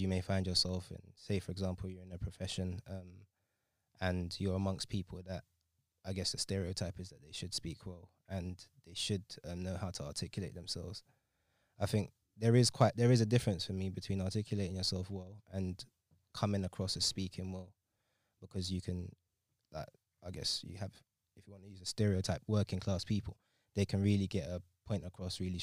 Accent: Sierra Leone; I'm from Sierra Leone

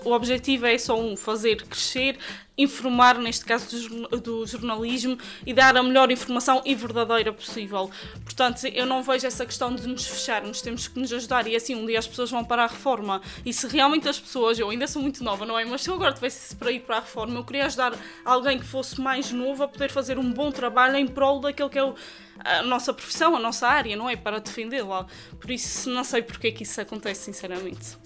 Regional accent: Praia da Vitória, Azores, Portugal; nasci no Conselho da Praia da Vitória, mais concretamente na freguesia da Vila Nova, ali a terra do Espírito Santo, como se costuma dizer, e por isso mesmo acho que sempre fui muito influenciada pelas tradições da terra.

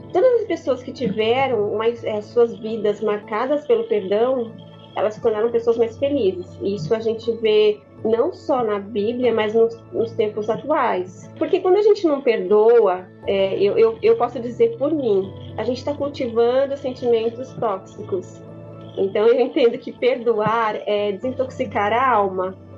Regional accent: coast of São Paulo, Brazil; Eu sou do litoral de São Paulo

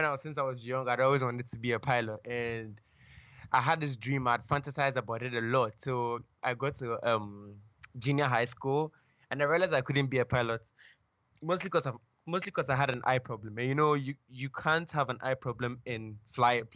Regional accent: Ghana; I was born and raised in Ghana.

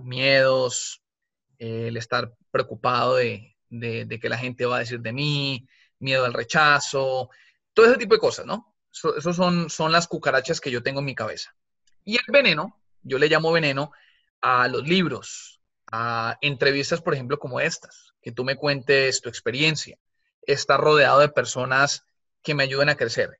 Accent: Colombia; moved away; yo soy colombiana cuando vivíamos en Colombia

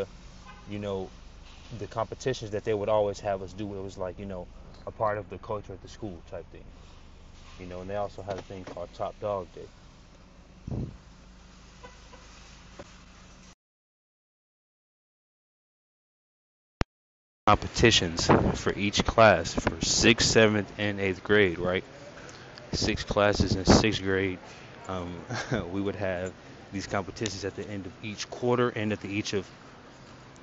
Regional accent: Phoenix, Arizona, United States; growing up in Phoenix, Arizona

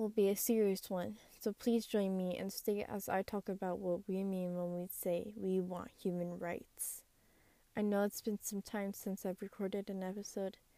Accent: United States; I am a first-generation Hispanic American. I grew up here in America

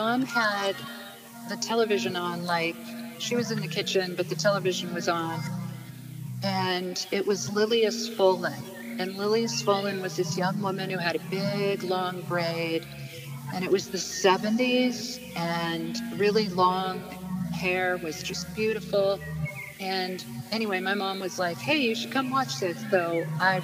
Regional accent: Mount Shasta, California, United States; now in Vermont, United States; I grew up in Mount Shasta, California

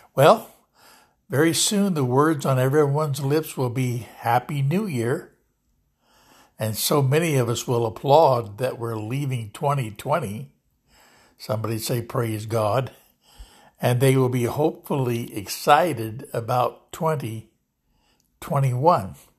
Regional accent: Lodi, California, United States; here in Lodi, California, my hometown

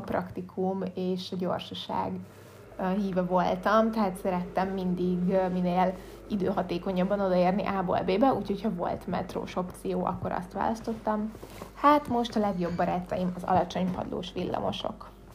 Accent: Budapest, Hungary; én tőzsgyökeres budapestiként

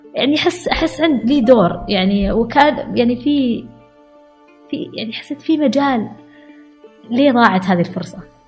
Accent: Al-Ahsa, Eastern Province, Saudi Arabia; انا بنت الاحساء

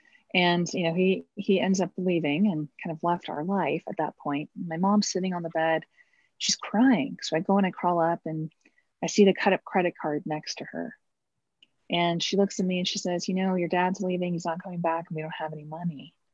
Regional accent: Los Angeles, California, United States; also born or lived in Oklahoma City / Arkansas / Pennsylvania / New York; I was born in California, the Los Angeles area. Mm-hmm. And we moved to Oklahoma City. When I was about three, and back to California.

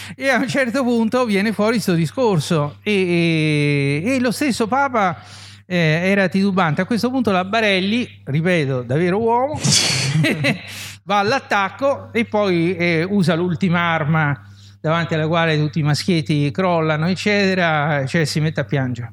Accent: Rome, Lazio, Italy; moved away as an adult; also born or lived in Palermo; sono romano di Roma

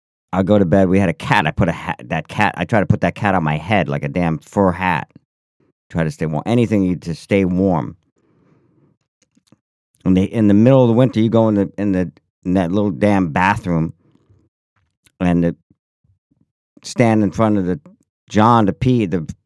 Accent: Syracuse, New York, United States; Yeah, well, when I was a kid growing up in Syracuse, New York... In the snow belt, it was pretty damn cold, always cold in the winter, especially.

